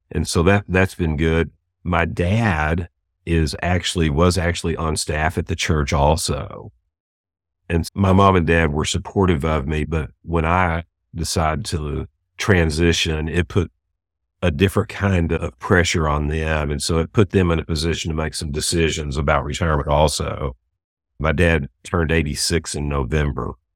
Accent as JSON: {"language": "English", "town": "Houston", "region": "Texas", "country": "United States", "tie": "born or raised there", "lives_now": "Dallas, United States", "said": "I was born and raised in Houston"}